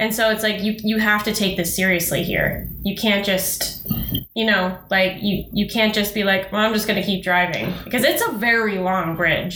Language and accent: English; Denver, Colorado, United States; moved away as an adult; now in Pacific Northwest, United States; I grew up in Denver